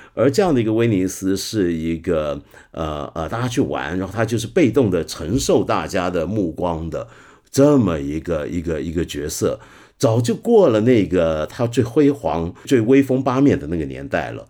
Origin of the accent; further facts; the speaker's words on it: Hong Kong; 作为一个香港人